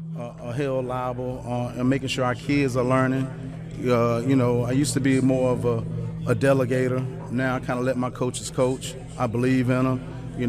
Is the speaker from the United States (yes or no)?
yes; Durham, North Carolina, United States; I'm from Durham.